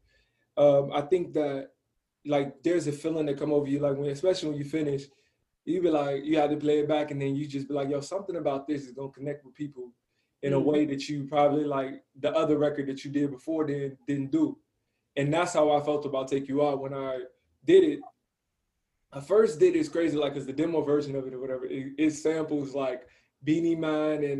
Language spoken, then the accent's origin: English; Chicago, Illinois, United States; moved away as an adult; now in Los Angeles, United States; from Chicago. I live in LA, but I've been here since the pandemic